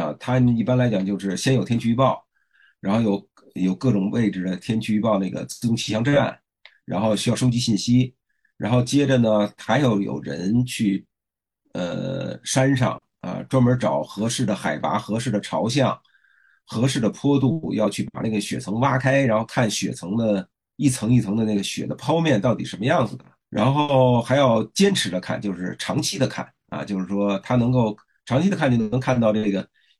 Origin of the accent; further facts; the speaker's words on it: China; 所以现在我们中国人正在深入那些以前的不毛之地